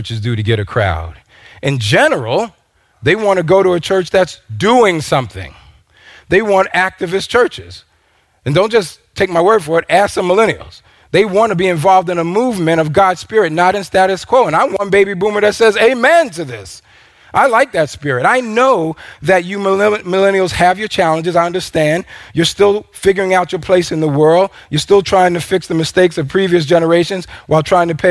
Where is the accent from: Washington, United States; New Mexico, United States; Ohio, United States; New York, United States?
New York, United States; now in Minnesota, United States; I'm from New York